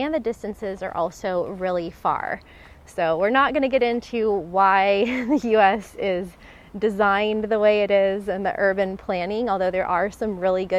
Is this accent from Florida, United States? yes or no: yes; a small town in Florida, United States; moved away as an adult; also born or lived in North Carolina; growing up, I mean, I never took public transportation. I was from a small town in Florida